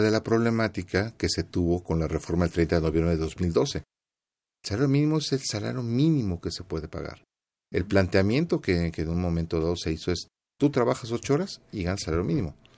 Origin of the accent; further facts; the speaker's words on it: Mexico; como mexicanos y viendo cómo nos desarrollamos en otros países